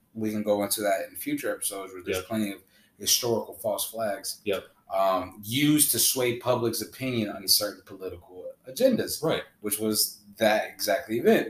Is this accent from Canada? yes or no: no; Honduras; my home country, Honduras